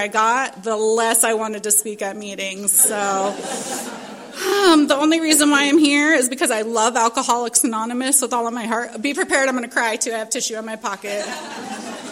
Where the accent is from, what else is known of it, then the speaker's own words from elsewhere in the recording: Little Rock, Arkansas, United States; now in San Diego, United States; I was born in Little Rock, Arkansas, and to two parents